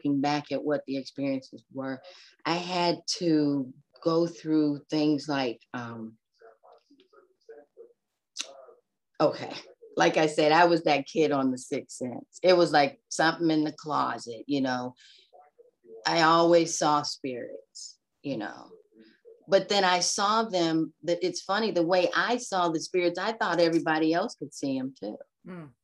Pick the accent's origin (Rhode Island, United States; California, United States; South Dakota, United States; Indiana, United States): California, United States; Los Angeles; now in Atlanta, United States; I'm from Los Angeles. I live in Atlanta, but I'm from Los Angeles. I was 7 years old going to Catholic school.